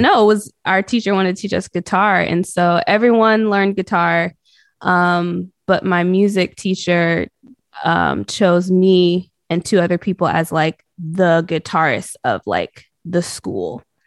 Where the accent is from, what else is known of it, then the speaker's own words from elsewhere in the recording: North Carolina, United States; also born or lived in Boston, Massachusetts; I was pretty much raised in the South